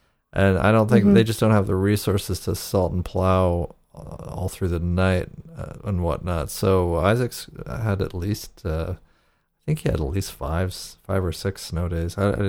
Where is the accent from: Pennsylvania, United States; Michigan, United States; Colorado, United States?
Pennsylvania, United States; Erie; I grew up in Erie, Pennsylvania, which gets snow like Buffalo.